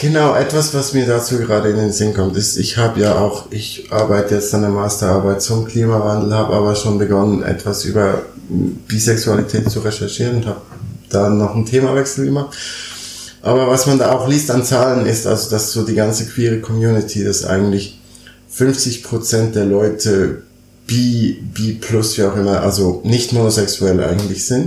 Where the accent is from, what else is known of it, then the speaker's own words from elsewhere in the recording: Switzerland; moved away as an adult; now in Berlin, Germany; ich bin gebürtig Schweizer